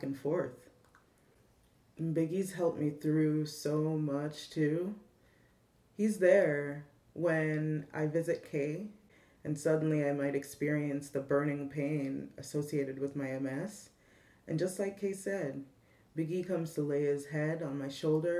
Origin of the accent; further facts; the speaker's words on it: Jamaica; I'm Jamaican